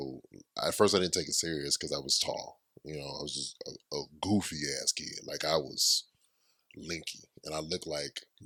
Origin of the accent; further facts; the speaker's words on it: California, United States; I'm from Cali